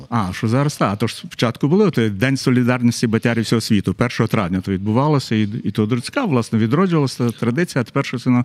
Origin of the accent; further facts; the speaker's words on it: Kremenets, Ternopil Oblast, Ukraine; moved away as an adult; also born or lived in Lviv, Ukraine; я ж родом з Тернополя